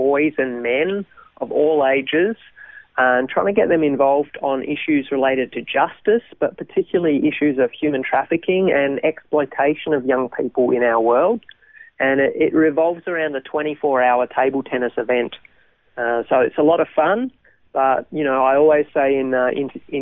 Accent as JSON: {"language": "English", "town": "Melbourne", "region": "Victoria", "country": "Australia", "tie": "born or raised there", "also_born_or_lived": "Thailand", "said": "I grew up in Melbourne. So Melbourne born and bred, grew up as a pastor's kid"}